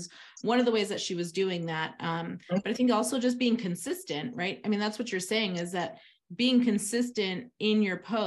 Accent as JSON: {"language": "English", "town": "Lincolnwood", "region": "Illinois", "country": "United States", "tie": "born or raised there", "said": "Lincolnwood, where's that? Well, that's where I grew up. It's in Illinois"}